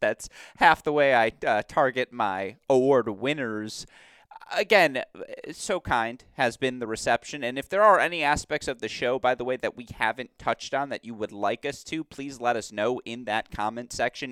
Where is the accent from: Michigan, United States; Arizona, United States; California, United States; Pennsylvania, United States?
Michigan, United States; Detroit; the Detroit Lions, let's say, my hometown football team